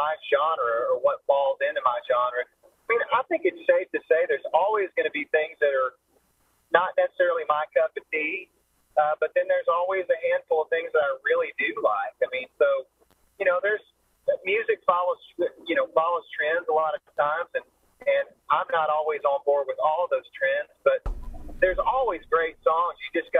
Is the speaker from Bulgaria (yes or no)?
no; Oklahoma City, Oklahoma, United States; also born or lived in Lawton, Oklahoma; I grew up in Oklahoma City, Oklahoma. I'm an Okie.